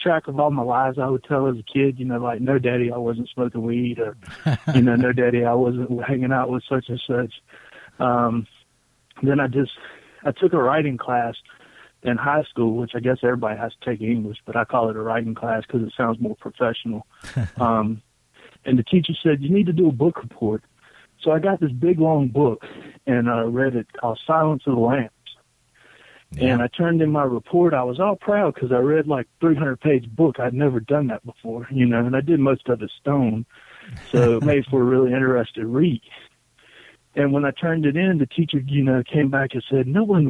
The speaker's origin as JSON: {"language": "English", "region": "North Carolina", "country": "United States", "moved": "yes", "lives_now": "Virginia, United States", "said": "I'm from North Carolina, and right now I live in the mountains of Virginia."}